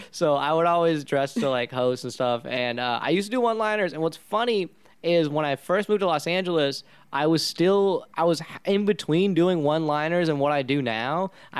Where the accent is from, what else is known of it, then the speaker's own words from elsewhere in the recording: India; You know, I'm Indian, so doctor, lawyer, anything like anything that's not being a band or a comedian